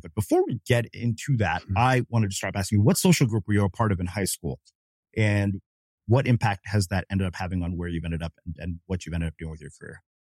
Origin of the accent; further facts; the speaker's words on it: Texas, United States; I grew up in Texas